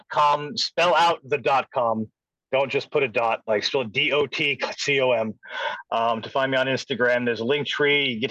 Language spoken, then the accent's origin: English; New York, United States; I I just growing up on Long Island